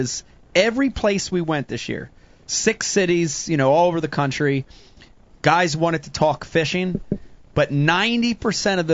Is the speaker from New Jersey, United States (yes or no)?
yes; New Jersey, United States; I'm growing up in South Jersey